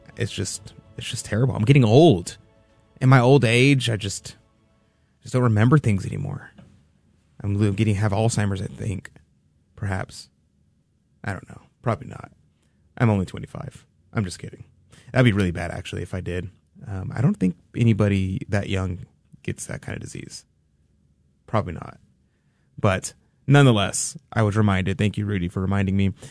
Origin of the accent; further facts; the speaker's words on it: Texas, United States; here, Texas